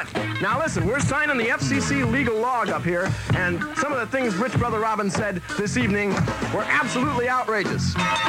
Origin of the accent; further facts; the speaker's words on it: Los Angeles, California, United States; My hometown is Los Angeles, and I was on the air up there for a couple of years.